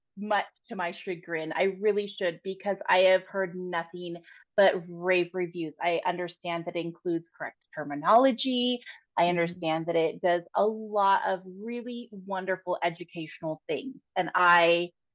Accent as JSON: {"language": "English", "town": "Seattle", "region": "Washington", "country": "United States", "tie": "born or raised there", "also_born_or_lived": "Southeast Alaska", "moved": "as an adult", "lives_now": "Utah, United States", "said": "I was born in Seattle, but raised between Seattle and Southeast Alaska"}